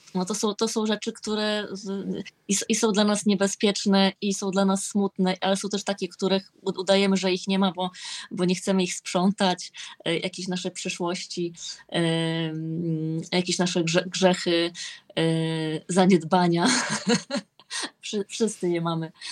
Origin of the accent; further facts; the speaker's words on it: Olsztyn, Warmian-Masurian Voivodeship, Poland; jestem z Olsztyna